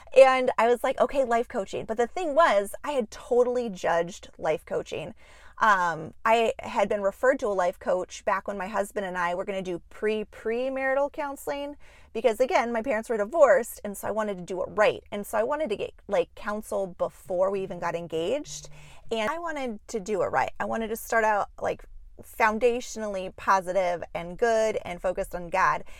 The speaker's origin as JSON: {"language": "English", "town": "Juneau", "region": "Alaska", "country": "United States", "tie": "born or raised there", "moved": "as an adult", "lives_now": "Minneapolis, United States", "said": "I was born and raised in Juneau, Alaska"}